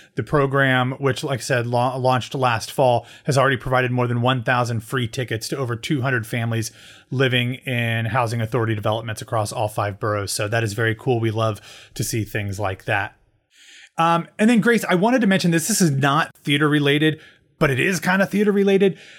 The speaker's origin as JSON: {"language": "English", "region": "Midwest", "country": "United States", "tie": "born or raised there", "said": "growing up in the Midwest"}